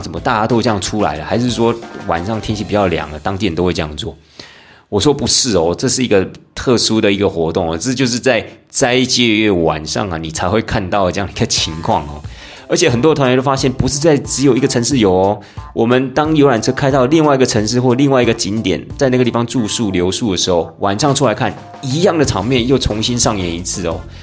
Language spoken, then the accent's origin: Chinese; Taiwan; 我们台湾人在过年的时候